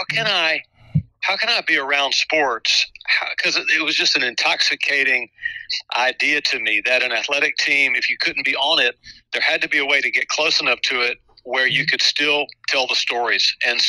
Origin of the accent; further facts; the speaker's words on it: Chapel Hill, North Carolina, United States; I was a kid growing up in Chapel Hill